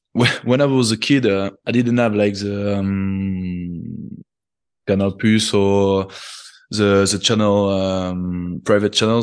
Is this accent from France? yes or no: yes; Toulouse, Occitania, France; I was born in Toulouse